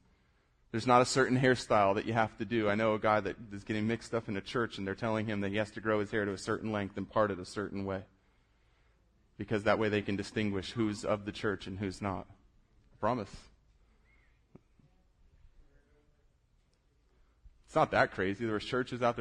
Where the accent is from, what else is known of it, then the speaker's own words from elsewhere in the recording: South Florida, United States; moved away; I grew up surfing in South Florida. I moved here.